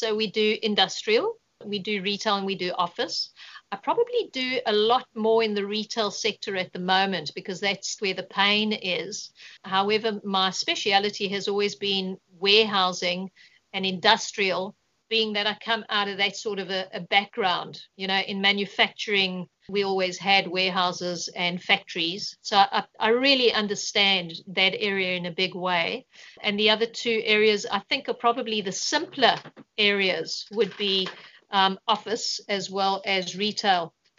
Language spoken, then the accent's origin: English; South Africa; moved away as an adult; I moved from South Africa about 6.5 years ago. And I really did build my portfolio up in South Africa, and I got a good understanding of how real estate works.